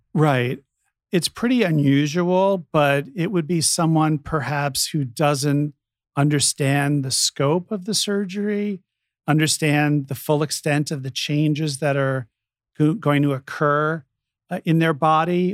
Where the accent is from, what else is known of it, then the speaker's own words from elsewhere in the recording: New York, United States; now in San Francisco, United States; when I was growing up in New York